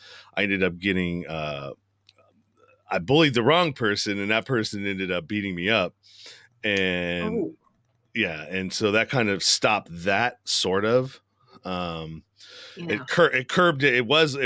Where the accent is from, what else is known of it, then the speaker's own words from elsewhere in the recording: Pinole, California, United States; I'm from the Bay Area, San Francisco Bay Area. And we lived in the suburb called Pinole.